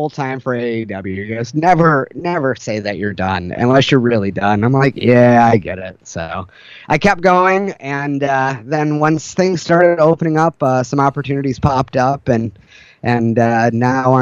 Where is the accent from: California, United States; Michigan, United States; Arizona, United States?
Michigan, United States; Detroit; now in Portland, United States; growing up in Detroit, I've dealt with police brutality